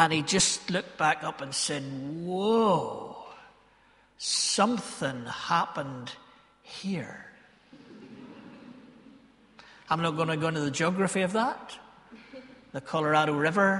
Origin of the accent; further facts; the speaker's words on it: Ballymena, Northern Ireland, United Kingdom; accent: Ballymena; Ballymena folk are a bit like Galileans because we're, you know, our accent betrays us